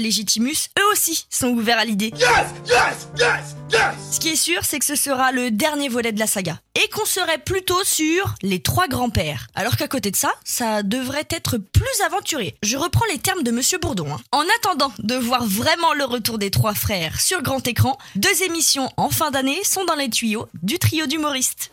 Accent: France; chez nous, en France

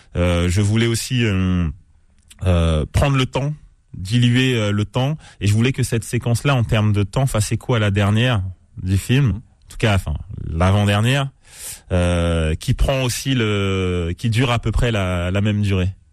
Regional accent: Cergy, Île-de-France, France; j'ai grandi à Cergy dans le 95

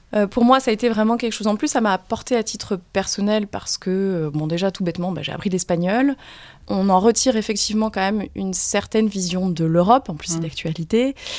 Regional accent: Limoges, Nouvelle-Aquitaine, France; moved away as an adult; also born or lived in New York / Nairobi; now in Paris, France; je suis de Limoges

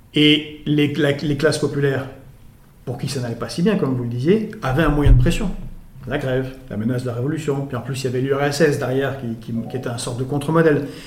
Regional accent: Belgrade, Serbia; now in France; je suis né à Belgrade

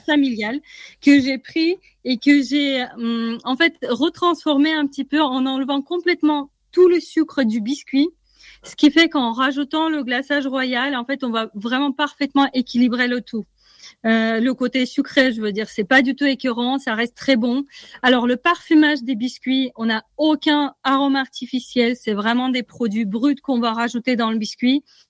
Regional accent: Russia; moved away; je viens de Russie. Donc, je suis rentrée chez moi

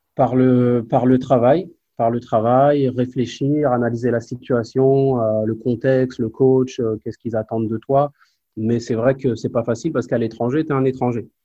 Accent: Évreux, Normandy, France; moved away as an adult; also born or lived in Nancy / Spain / Málaga / Charleroi; je suis d'Évreux, moi, du quartier de la Madeleine

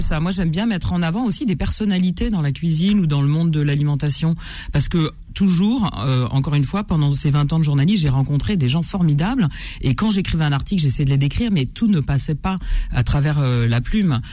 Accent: Versailles, Île-de-France, France; J'ai grandi à Versailles

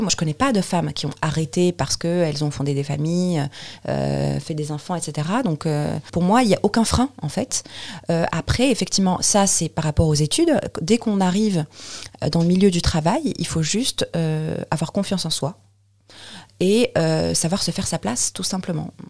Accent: Tunis, Tunis Governorate, Tunisia; moved away as an adult; now in Paris, France; je viens de Tunis. Oui. en fait, je suis, je suis tunisienne naturalisée française.

